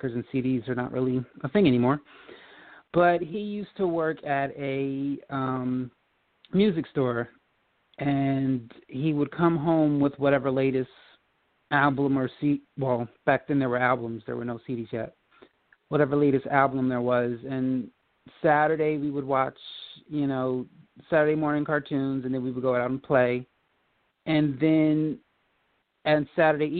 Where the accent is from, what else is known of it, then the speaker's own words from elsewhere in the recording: Old Bridge, New Jersey, United States; I grew up in Old Bridge, New Jersey